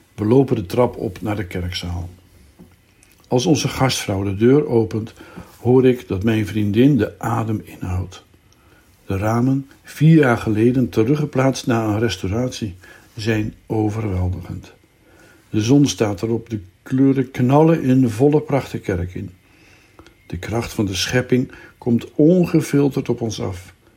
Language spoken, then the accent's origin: Dutch; Zaandam, North Holland, Netherlands; moved away; in Zandam de buurt waar ik ben opgegroeid